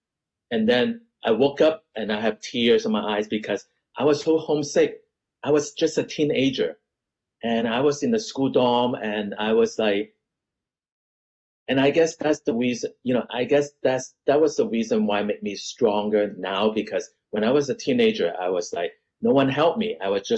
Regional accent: Canada; also born or lived in United States; because I was teenager and I, you know, I grew up in Canada and America.

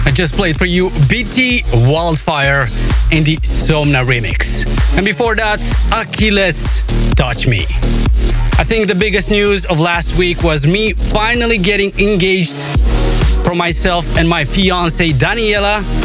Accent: Moldova; my home country of Moldova

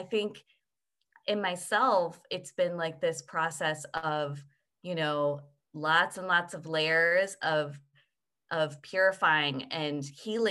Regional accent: United States; as I was raised in the United States

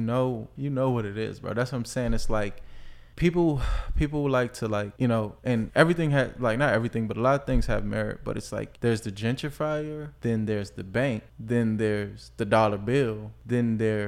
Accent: Washington, District of Columbia, United States; I was born on Webster Street. That's northwest over there by like Petworth area.

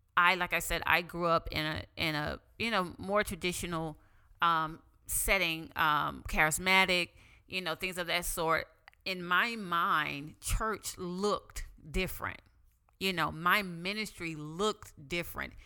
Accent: the Bible Belt, Southern United States, United States; I grew up in the Bible Belt.

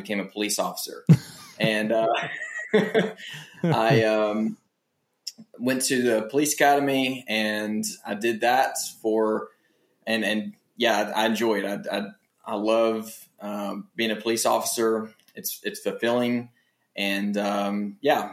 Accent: Tennessee, United States; I was born and raised in Tennessee.

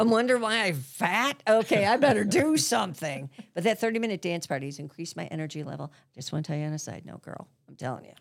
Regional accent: Grosse Pointe, Michigan, United States; I grew up in Grosse Pointe

